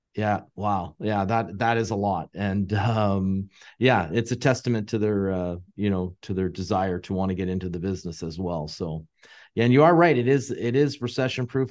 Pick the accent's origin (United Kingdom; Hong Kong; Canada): Canada; being Canadian